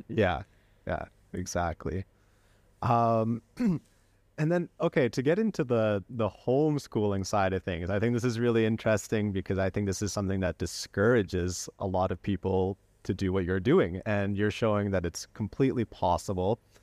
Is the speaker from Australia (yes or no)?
no; Canada; now in Spain; as someone who was raised in Canada and now lives in Spain, uh, my parents are from Belgium